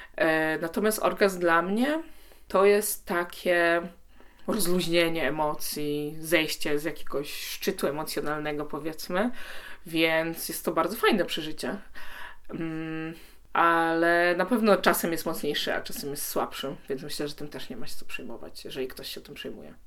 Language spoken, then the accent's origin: Polish; Poland; first language Polish; wychowałam się w Polsce